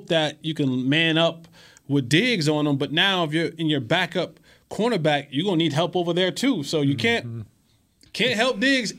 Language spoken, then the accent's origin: English; Missouri, United States; also born or lived in New Jersey; I'm not one. I'm from Missouri.